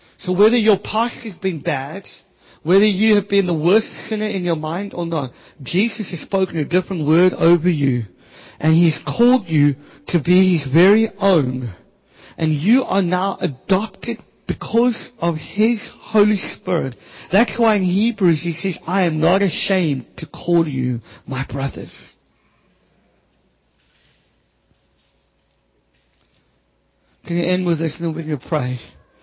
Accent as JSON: {"language": "English", "town": "Cape Town", "region": "Western Cape", "country": "South Africa", "tie": "born or raised there", "said": "I grew up in the Cape Flats"}